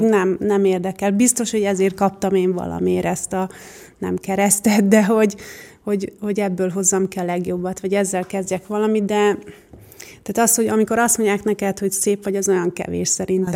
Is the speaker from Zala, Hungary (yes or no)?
yes; Nagykanizsa, Zala, Hungary; also born or lived in Budapest; now in Göd, Hungary; gyerekkoromban ugye a Nagykanizsán jártam iskolába